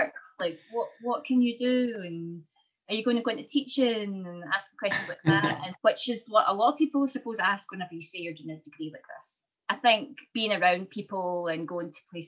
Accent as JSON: {"language": "English", "area": "later Hamilton", "region": "Scotland", "country": "United Kingdom", "tie": "born or raised there", "said": "I actually grew up, a lot of my childhood was spent in a very, very small village where there was like 70 kids in our primary school"}